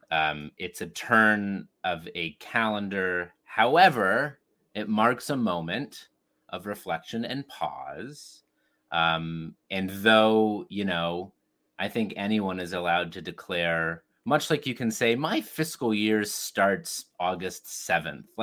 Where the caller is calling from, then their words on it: Toronto, Ontario, Canada; Uh, and I'm joining you from Toronto, Canada. Snowy, snowy Toronto, Canada.